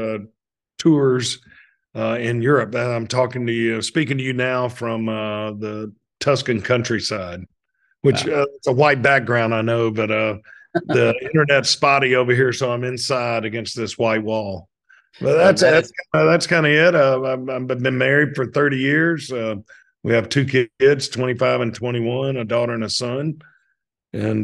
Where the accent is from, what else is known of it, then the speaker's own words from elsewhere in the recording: Hattiesburg, Mississippi, United States; I was born in Hattiesburg, Mississippi in 1961. My dad died when I was six. My mom was a public school art teacher. She raised my brother and me up